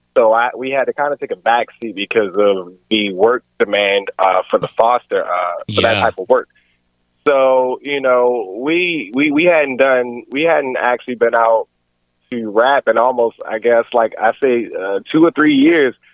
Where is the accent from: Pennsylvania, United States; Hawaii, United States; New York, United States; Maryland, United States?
Maryland, United States; Baltimore; also born or lived in Columbia, Maryland / Washington, District of Columbia, United States; I'm originally from Baltimore. Um, however, I mean, I've moved. I moved over to Columbia, Maryland, in my teenage years.